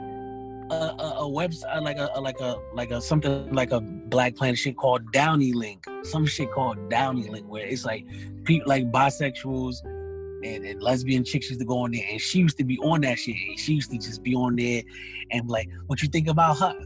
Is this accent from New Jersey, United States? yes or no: yes; New Jersey, United States; I'm from Jersey